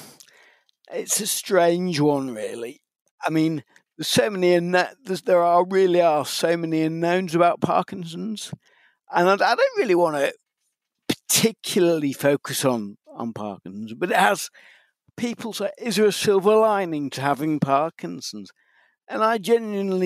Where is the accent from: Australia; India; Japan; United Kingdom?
United Kingdom; Macclesfield, North West England; accent: Mancunian; also born or lived in Liverpool; I was brought up in Macclesfield